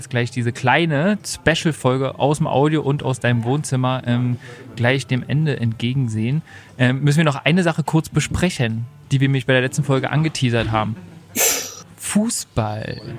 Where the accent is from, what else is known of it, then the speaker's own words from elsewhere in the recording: Berlin, Germany; Das ist schön. Und das kennt man als Berliner halt überhaupt nicht.